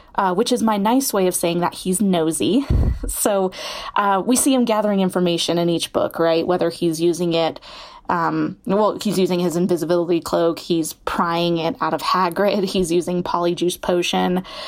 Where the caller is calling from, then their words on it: Bennett, Colorado, United States; I'm calling from Bennett, Colorado, uh, which is just a small town east of Denver.